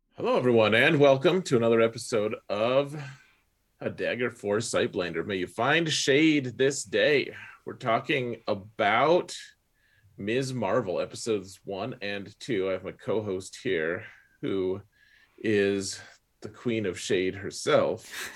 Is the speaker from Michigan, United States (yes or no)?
no; Wyoming, United States; growing up in Wyoming